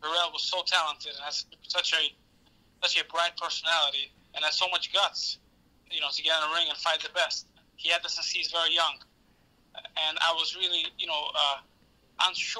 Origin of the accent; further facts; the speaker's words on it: New York City, New York, United States; growing up in New York City, from growing up in the boxing gyms